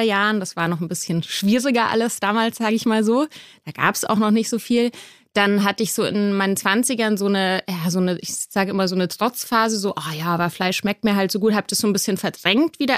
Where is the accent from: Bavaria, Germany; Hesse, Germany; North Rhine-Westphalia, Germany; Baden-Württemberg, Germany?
Bavaria, Germany; Munich; now in Berlin, Germany; Ich komme ursprünglich aus München